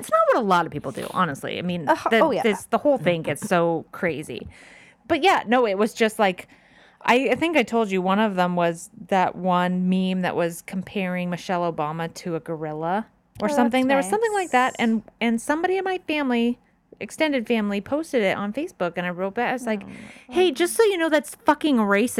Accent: Orange County, California, United States; I'm from Orange County.

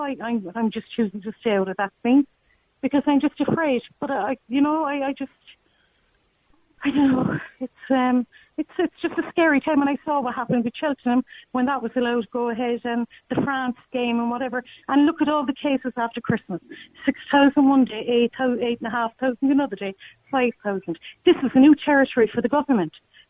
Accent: Cork, Munster, Ireland; I'm from Cork.

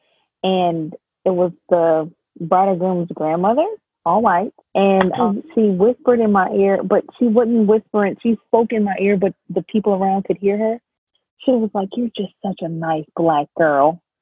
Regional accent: New York City, New York, United States; moved away; also born or lived in the South (US); I'm from New York.

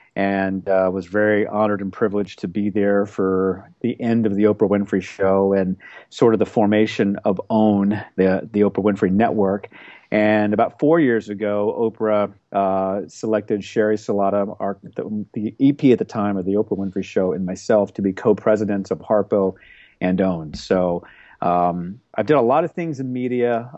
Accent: Oklahoma, United States; also born or lived in Seattle; now in Manhattan Beach, United States; we grew up in Oklahoma

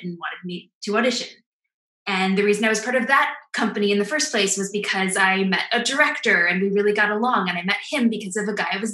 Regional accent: Madison, Wisconsin, United States; moved away as an adult; now in New York, United States; I'm from Madison, Wisconsin, which is a college town

